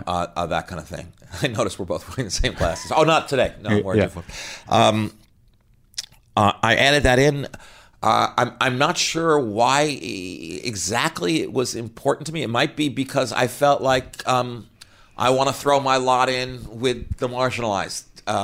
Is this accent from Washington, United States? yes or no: no; Scarsdale, New York, United States; also born or lived in Los Angeles; now in Manhattan, United States; and then I went to school in upstate New York, and then I moved here to Manhattan to start my life as a struggling writer.